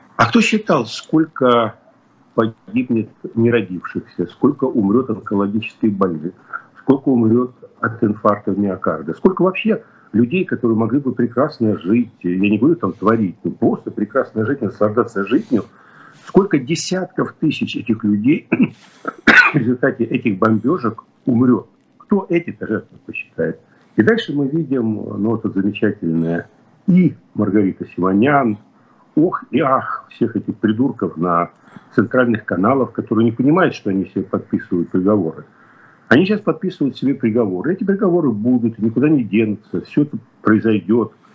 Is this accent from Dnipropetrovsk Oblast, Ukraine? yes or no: no; Kyiv, Ukraine; moved away; Хотя я родился и вырос в Киеве, но я родился и вырос в Киеве как человек, который говорит на русском языке